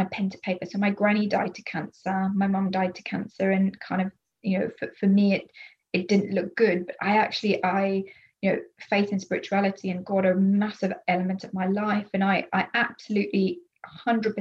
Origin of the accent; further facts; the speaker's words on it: Zimbabwe; moved away; I'm from Zimbabwe originally. That's where I was born.